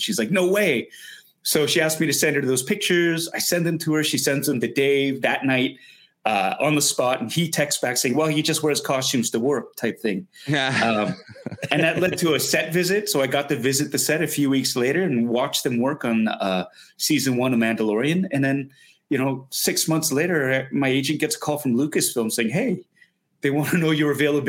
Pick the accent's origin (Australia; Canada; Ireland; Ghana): Canada; growing up in Canada, Asian kid, big fan of Star Wars.